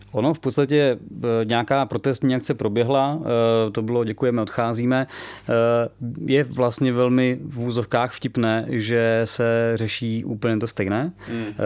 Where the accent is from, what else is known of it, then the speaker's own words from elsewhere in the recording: Czechia; jednak jsme Češi, máme tady tu zemi rádi